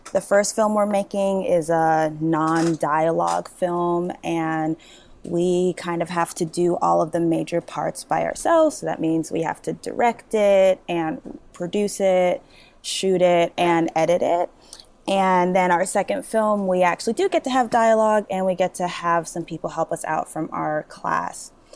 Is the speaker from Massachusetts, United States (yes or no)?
yes; Massachusetts, United States; also born or lived in Nigeria; I grew up in Massachusetts, but I was actually born in Nigeria.